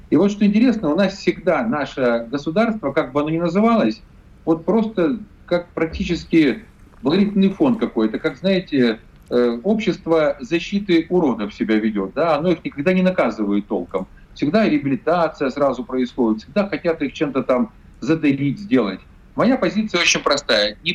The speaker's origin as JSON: {"language": "Russian", "town": "Zaporizhzhia", "region": "Zaporizhzhia Oblast", "country": "Ukraine", "tie": "born or raised there", "said": "Запорожье – это мой родной город. Я тут свыше 30 лет прожил"}